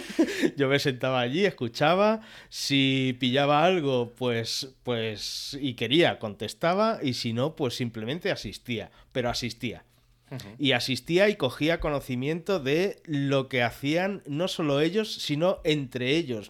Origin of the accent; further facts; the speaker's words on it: Mataró, Catalonia, Spain; first language Catalan; Spanish is a second language; now in Canet de Mar, Spain; nací en Mataró, aunque actualmente vivo en Canet de Mar, en el Maresme